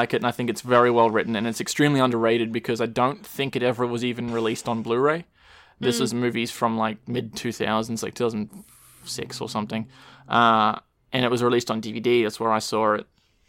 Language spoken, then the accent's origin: English; Australia; everyone just calls it Frio, because we're Australian.